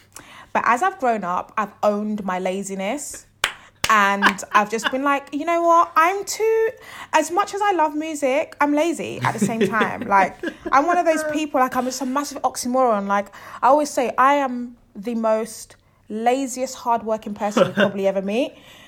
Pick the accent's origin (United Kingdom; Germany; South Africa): United Kingdom; London; where I grew up in Southwest London